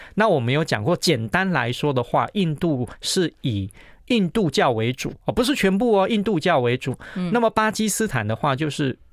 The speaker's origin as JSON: {"language": "Chinese", "country": "Taiwan", "said": "他们看到我们是台湾来的"}